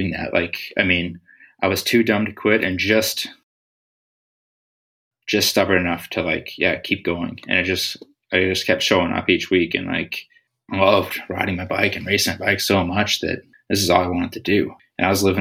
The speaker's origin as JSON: {"language": "English", "region": "Saskatchewan", "country": "Canada", "tie": "born or raised there", "moved": "yes", "said": "I grew up like in Saskatchewan"}